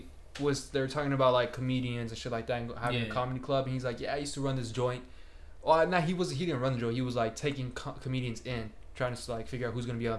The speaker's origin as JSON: {"language": "English", "region": "New Jersey", "country": "United States", "tie": "born or raised there", "said": "Like, I grew up in New Jersey. I was a piece of shit, basically."}